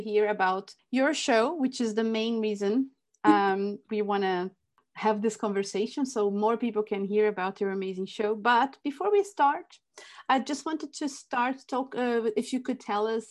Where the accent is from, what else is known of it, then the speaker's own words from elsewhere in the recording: Brazil; moved away; I grew up in Brazil. So growing up in Brazil, I spent most of my life in Brazil